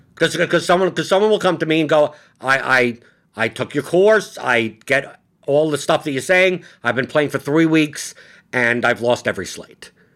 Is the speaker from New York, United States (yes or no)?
yes; New York City, New York, United States; I'm from Brooklyn